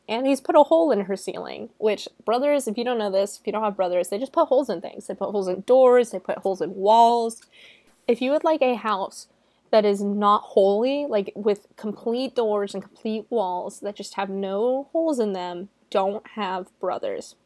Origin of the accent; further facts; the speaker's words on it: Florida, United States; I'm from Florida